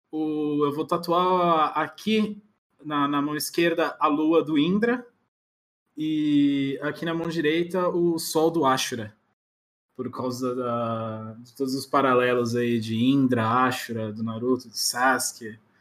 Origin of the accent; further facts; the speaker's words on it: Florianópolis, Santa Catarina, Brazil; moved away as an adult; also born or lived in Erechim, Rio Grande do Sul / São Paulo; now in Barueri, Brazil; eu nasci no Rio Grande do Sul, em Erechim, mas fiquei muito pouco tempo lá. Com dois anos, uh, meus com dois anos meus pais voltaram para São Paulo, que é todo mundo de São Paulo. Uhum. E aí, com quatro, meu pai decidiu ir para Floripa